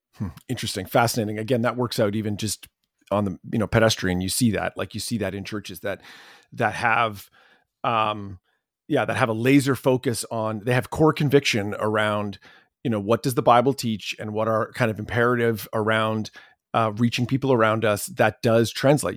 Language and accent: English; Canada; As a Canadian